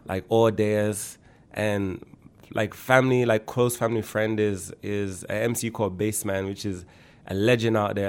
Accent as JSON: {"language": "English", "town": "Birmingham", "region": "West Midlands", "country": "United Kingdom", "tie": "born or raised there", "also_born_or_lived": "Erdington / Toronto, Canada", "moved": "as an adult", "lives_now": "Canada", "said": "I was born and raised in Handsworth"}